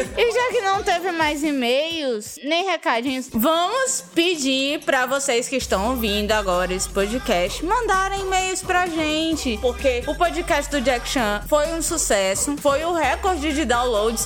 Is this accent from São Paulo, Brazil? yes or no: yes; São Paulo, Brazil; Eu sou paulista.